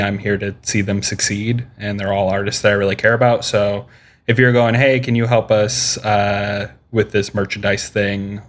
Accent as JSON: {"language": "English", "region": "Midwest", "country": "United States", "said": "I'm from the Midwest"}